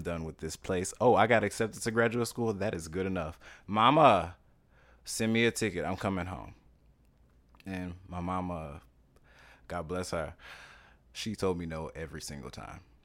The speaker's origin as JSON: {"language": "English", "region": "Louisiana", "country": "United States", "tie": "born or raised there", "moved": "as an adult", "lives_now": "New York City, United States", "said": "I'm from Louisiana originally"}